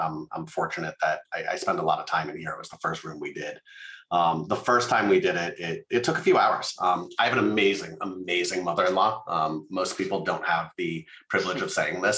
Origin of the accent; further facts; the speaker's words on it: Las Vegas, Nevada, United States; I grew up in Las Vegas